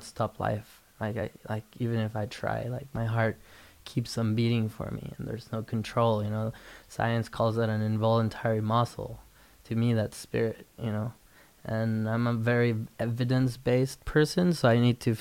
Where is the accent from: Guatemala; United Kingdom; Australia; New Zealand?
Guatemala; I was born and raised in Guatemala in a Spanish Catholic family